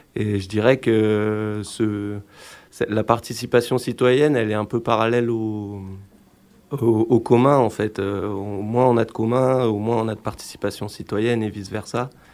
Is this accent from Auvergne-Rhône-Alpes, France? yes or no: yes; Grenoble, Auvergne-Rhône-Alpes, France; je suis grenoblois